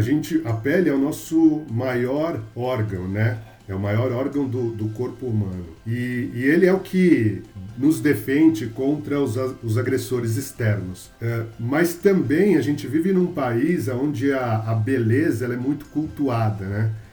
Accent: São Paulo, Brazil; eu sou de São Paulo, meus pais são de Minas, mas eu nasci aqui em São Paulo, paulistano, e sempre vivi aqui também

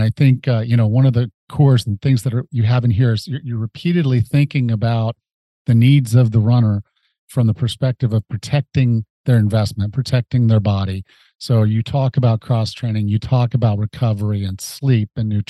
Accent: Mississippi, United States; I was from Mississippi

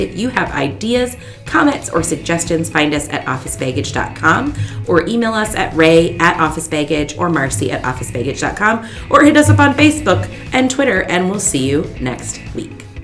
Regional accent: Fargo, North Dakota, United States; I grew up in North Dakota in Fargo

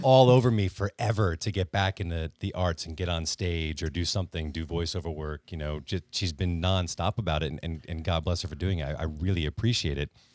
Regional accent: Connecticut, United States; I grew up in the Northeast. I grew up in Connecticut

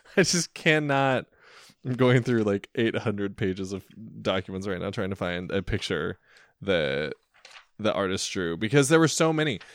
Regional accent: Centralia, United States; I'm from Centralia

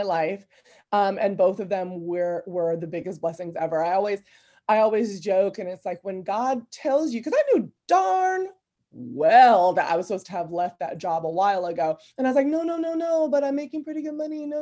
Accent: Fairview, California, United States; I grew up in the Bay Area in California, in a small area called Fairview County

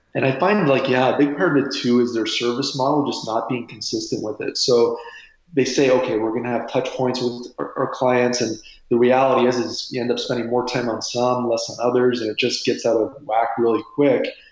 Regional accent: Windsor, Ontario, Canada; I was born and raised in Windsor, Ontario, Canada, uh, right across the river here from Detroit.

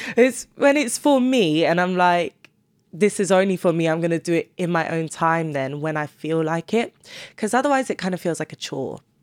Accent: Cambridge, East of England, United Kingdom; moved away as an adult; now in London, United Kingdom; I wouldn't take back moving to Cambridge because of the people I did meet.

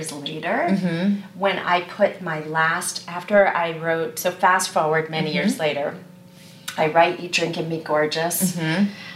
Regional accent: Connecticut, United States; moved away; also born or lived in New York; Originally from Connecticut

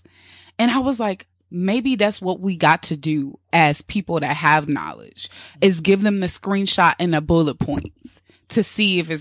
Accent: Midwest, United States; now in New York, United States; I'm from the Midwest

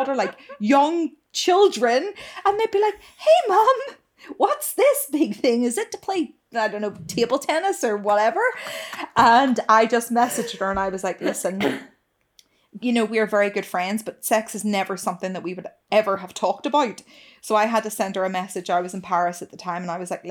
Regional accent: United Kingdom; I'm truly British

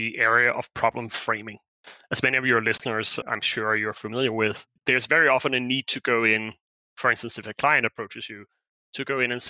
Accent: Denmark; moved away as an adult; I'm originally from Denmark. I've been abroad for maybe 14 years

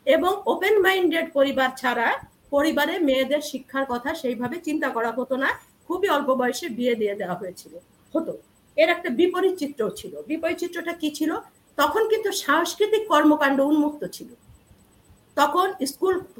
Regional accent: Narail, Khulna Division, Bangladesh; moved away; also born or lived in Jessore / Dhaka; আমি একটা মহকুমা শহরে আমার জন্ম নড়াইল এবং ওখানে আমি বেড়ে উঠেছি

